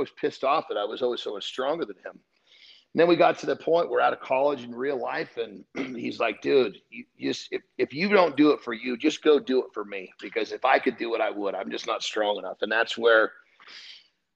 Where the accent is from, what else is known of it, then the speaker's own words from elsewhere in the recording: Oregon, United States; moved away as an adult; now in California, United States; originally I was from California, but my mom remarried. And at that point, we moved up to Oregon. And so that's where I did most of my schooling all the way through college